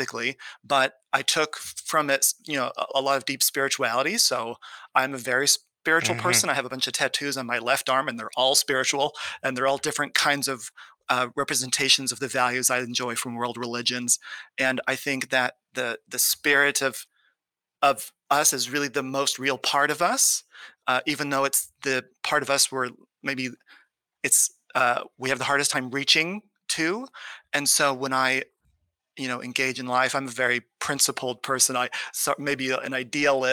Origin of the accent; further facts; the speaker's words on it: California, United States; I grew up in California in a conservative home.